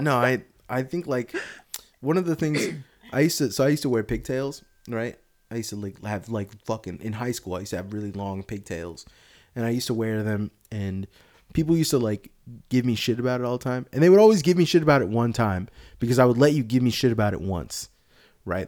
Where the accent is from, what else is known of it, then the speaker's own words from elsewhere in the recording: Sunnyvale, California, United States; I'm from around here